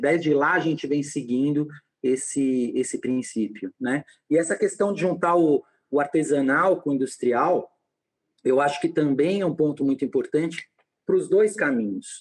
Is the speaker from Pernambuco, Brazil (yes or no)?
no; São Paulo, Brazil; Eu sou paulistano